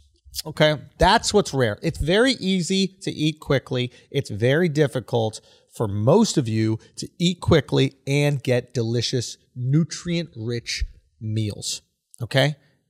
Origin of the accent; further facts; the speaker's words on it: New York, United States; I'm from New York. Where would I golf?